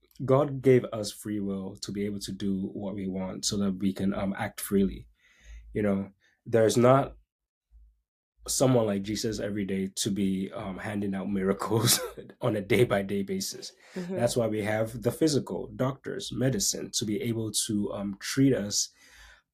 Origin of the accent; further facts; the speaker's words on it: Tema, Greater Accra, Ghana; moved away; I grew up in Ghana, West Africa. I grew up in Tema